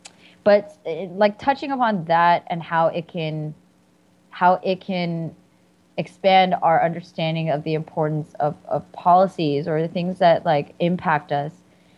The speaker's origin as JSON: {"language": "English", "area": "the Bay Area", "region": "California", "country": "United States", "said": "I'm from the Bay."}